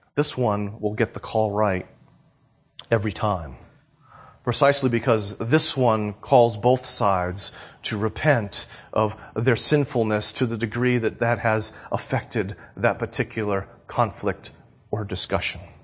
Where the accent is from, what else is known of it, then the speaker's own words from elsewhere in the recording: New Hampshire, United States; now in Florida, United States; I moved from New Hampshire to Florida